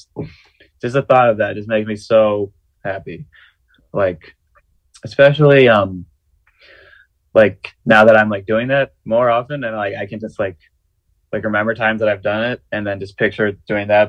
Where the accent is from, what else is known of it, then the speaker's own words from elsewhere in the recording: the Bay Area, California, United States; moved away as an adult; now in Baltimore, United States; growing up in the Bay